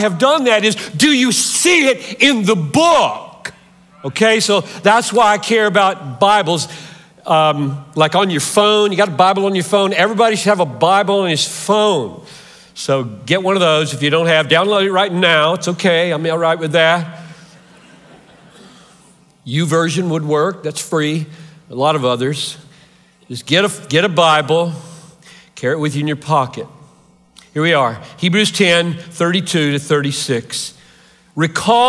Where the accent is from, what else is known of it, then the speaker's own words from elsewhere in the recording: Greenville, South Carolina, United States; moved away; I grew up 3 hours from here in Greenville, South Carolina. I'm a Southerner by birth